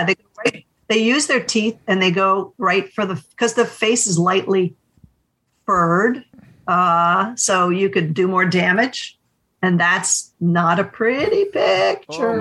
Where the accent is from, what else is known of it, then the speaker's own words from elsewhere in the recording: New England, United States; I'm from New England